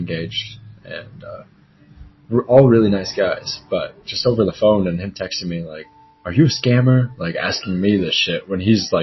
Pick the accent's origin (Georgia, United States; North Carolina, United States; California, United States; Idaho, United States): California, United States; Running Springs; also born or lived in Riverside County; After I was born, earliest remember living in Running Springs, small little mountain town